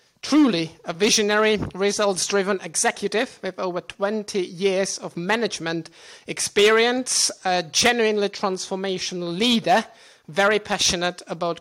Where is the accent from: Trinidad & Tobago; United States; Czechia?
Czechia; moved away; also born or lived in Portugal / London; my home country of the Czech Republic